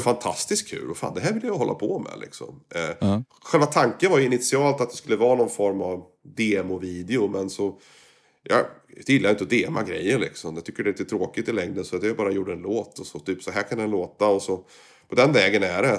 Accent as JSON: {"language": "Swedish", "country": "Sweden", "also_born_or_lived": "Kuala Lumpur, Malaysia", "moved": "yes", "said": "när jag var hemma i Sverige"}